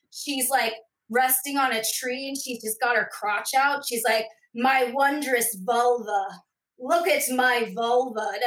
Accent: Scotland, United Kingdom; my parents were missionaries, so we grew up in Scotland

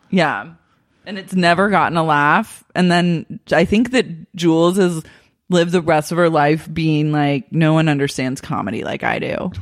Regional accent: Oklahoma, United States; moved away; I'm a girl from Oklahoma.

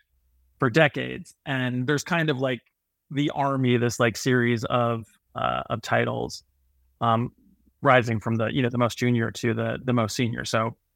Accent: Toronto, Ontario, Canada; I'm a nobody from Toronto, Canada

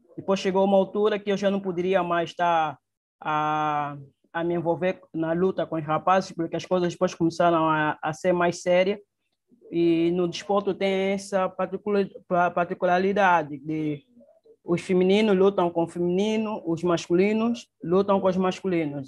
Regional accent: Luanda, Luanda Province, Angola; Nasci em Luanda, praticamente no município do, da Ingombota, é, no, nos anos 92.

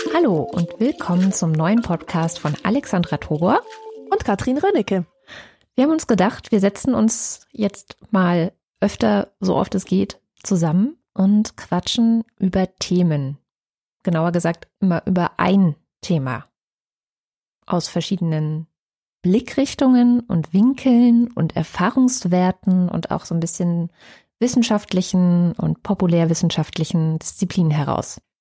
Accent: East Germany, Germany; bei uns in Ostdeutschland

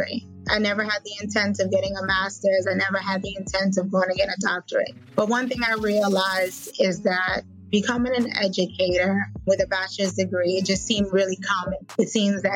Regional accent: Fort Lauderdale, Florida, United States; I grew up in Fort Lauderdale

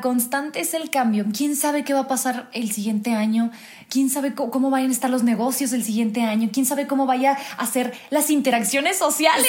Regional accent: Mexico; soy mexicana

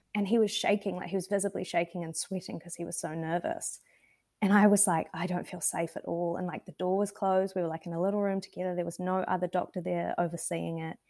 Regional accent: Wanaka, Otago, New Zealand; I grew up in Wanaka in the South Island

